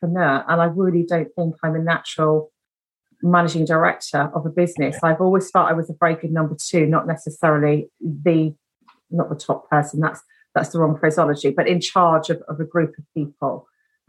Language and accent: English; Brighton, South East England, United Kingdom; I was born down in Brighton, which is a coastal city